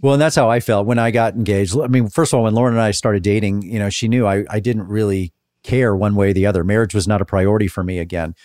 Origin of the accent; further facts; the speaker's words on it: Dallas, Texas, United States; moved away; I grew up in Dallas.